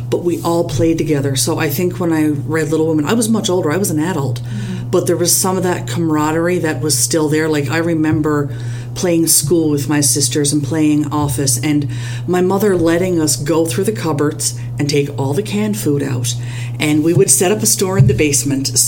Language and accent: English; Newfoundland and Labrador, Canada; I was raised very traditionally in Newfoundland, raised Catholic